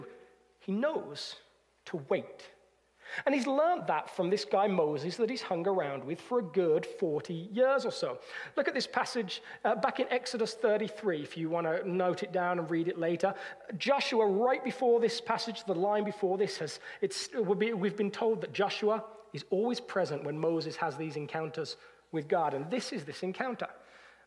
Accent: United Kingdom

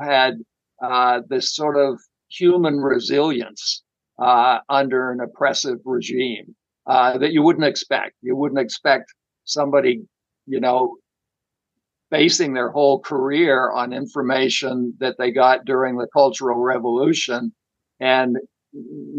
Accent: outside of Boston, Massachusetts, United States; I grew up outside of Boston

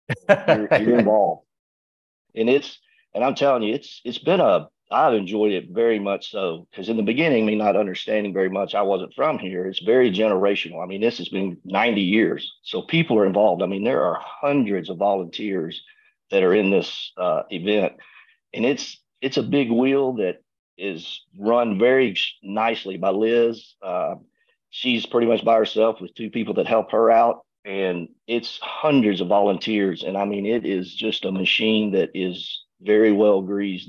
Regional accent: Arkansas, United States; moved away as an adult; now in Tyler, United States; I'm from Arkansas

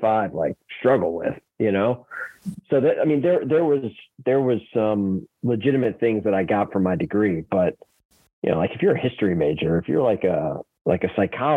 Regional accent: Atlanta, Georgia, United States; I grew up in Atlanta

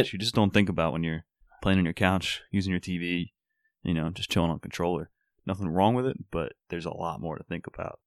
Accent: Philadelphia, Pennsylvania, United States; growing up in Philly

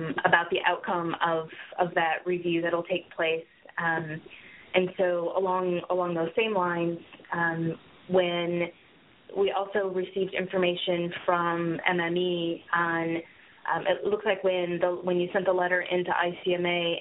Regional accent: Saginaw, Michigan, United States; moved away as an adult; also born or lived in Maryland; now in Washington, D.C. area, United States; I grew up in the Saginaw area

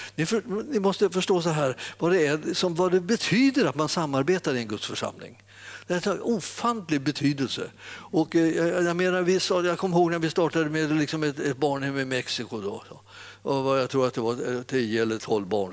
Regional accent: Stockholm area, Stockholm County, Sweden; jag har vuxit upp här i, i Stockholmstrakten

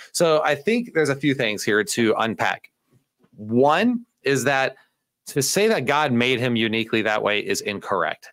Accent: United States; I'm such an American in this area

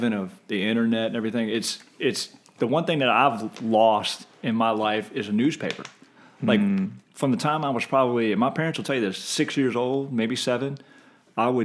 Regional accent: Short Pump, Virginia, United States; Grew up in short pump before it became what it is now

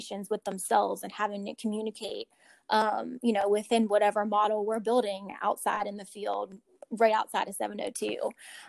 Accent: Pittsburgh, Pennsylvania, United States; moved away as an adult; now in Richmond, United States; I'm not from Virginia. I'm not from Richmond. I'm from Pittsburgh, Pennsylvania

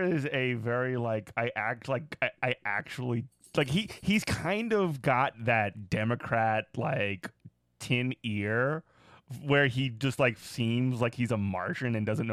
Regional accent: Chalmette, Louisiana, United States; I'm from Chalmette

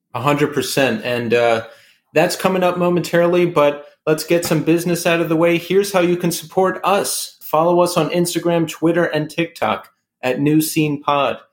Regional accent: New York, United States; shows we went to growing up in New York

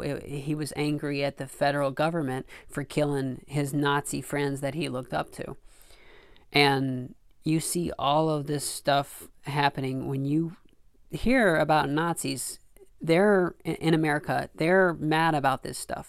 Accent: Arkansas, United States; I grew up in Arkansas

